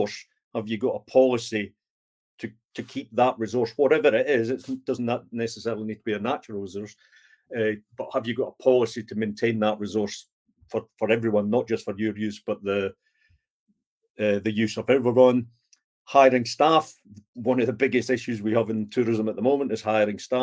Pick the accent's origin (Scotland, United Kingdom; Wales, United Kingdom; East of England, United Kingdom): Scotland, United Kingdom; being Scottish, who we have a tendency to look after the pennies and the pounds